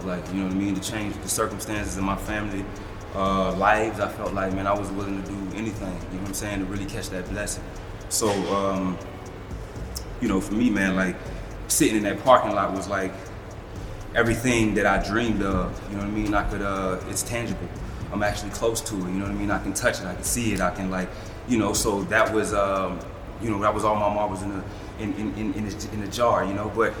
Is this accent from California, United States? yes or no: no; Deerfield Beach, Florida, United States; growing up in Deerfield